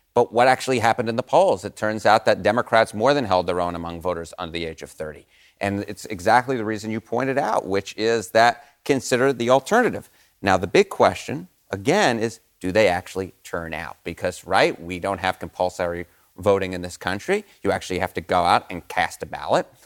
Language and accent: English; New York City, New York, United States; I grew up in the Bronx